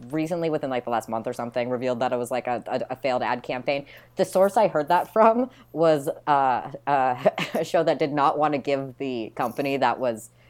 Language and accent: English; Midwest, United States; I grew up in the Midwest